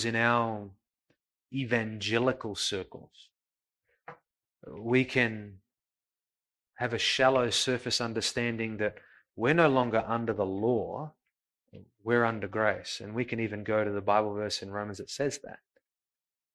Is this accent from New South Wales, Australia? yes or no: no; Coburg, Victoria, Australia; I grew up in Coburg.